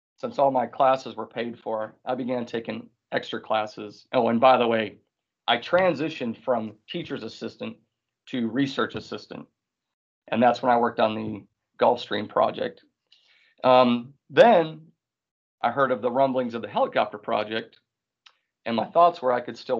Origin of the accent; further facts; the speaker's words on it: Wisconsin, United States; moved away; also born or lived in South Carolina; I came from Wisconsin